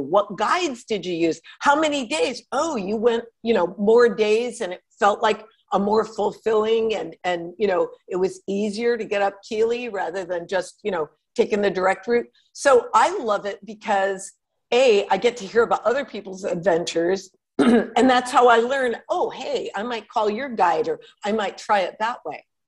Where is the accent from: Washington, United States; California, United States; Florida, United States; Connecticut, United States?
Connecticut, United States; also born or lived in Manhattan, New York; now in Los Angeles, United States; I grew up in Connecticut, which was in a kind of semi rural, and we lived on a lake.